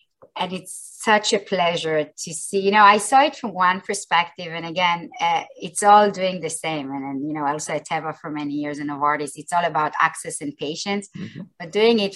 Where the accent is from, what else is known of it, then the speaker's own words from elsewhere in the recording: Israel; I grew up in Israel and I've been most of my career in Israel.